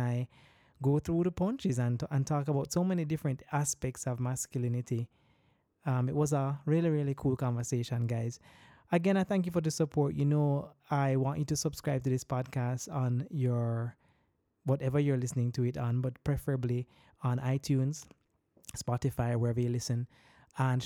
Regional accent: Jamaica; as Jamaican men too, from the Jamaican context

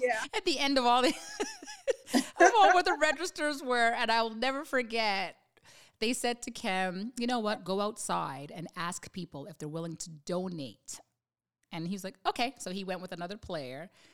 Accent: Canada; we grew up in Canada

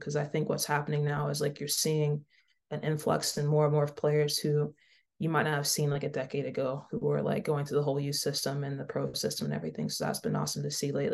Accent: Mississippi, United States; I grew up in Mississippi

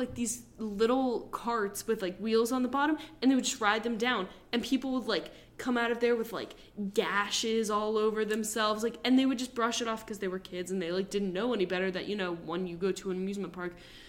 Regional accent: New Jersey, United States; growing up in New Jersey.

